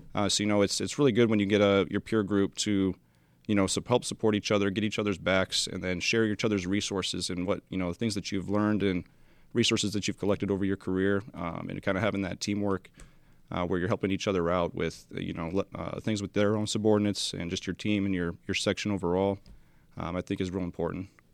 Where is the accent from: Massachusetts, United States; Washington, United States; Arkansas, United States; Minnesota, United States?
Washington, United States; Spokane Valley; moved away; I am from Spokane Valley, Washington